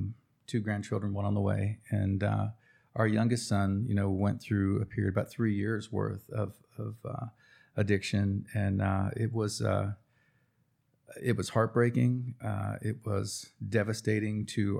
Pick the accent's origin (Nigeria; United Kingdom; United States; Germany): United States; Cherokee, North Carolina; Well, where are you from? Well, Cherokee, North Carolina. Well, tell me about that place. Well, it's an Indian reservation.